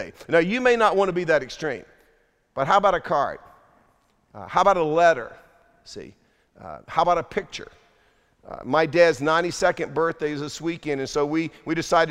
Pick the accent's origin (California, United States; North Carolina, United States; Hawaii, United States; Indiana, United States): North Carolina, United States; Durham; we grew up in Durham, North Carolina, dirt poor